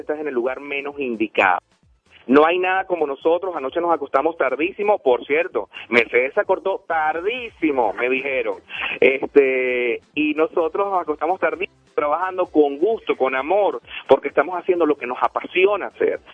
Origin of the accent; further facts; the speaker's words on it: Venezuela; now in Denver, United States; Yo vengo de Venezuela, soy de Venezuela, amo a mi nación, amo a mi país